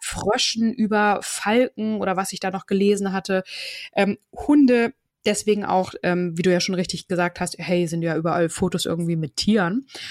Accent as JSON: {"language": "German", "region": "Hamburg area", "country": "Germany", "tie": "born or raised there", "also_born_or_lived": "Kiel, Germany", "said": "bin ja in Kiel geboren, fühle mich aber als Hamburgerin. So bin auch im Umkreis von Hamburg aufgewachsen. Seit meinem 14. Lebensjahr wohne ich in Hamburg"}